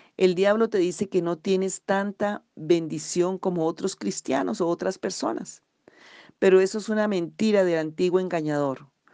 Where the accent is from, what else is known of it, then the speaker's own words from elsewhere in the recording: Colombia; aquí en Colombia tenemos diferentes regiones